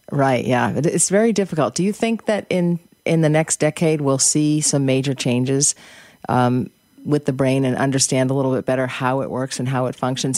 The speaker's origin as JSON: {"language": "English", "town": "Boston", "region": "Massachusetts", "country": "United States", "tie": "born or raised there", "said": "I grew up in Boston"}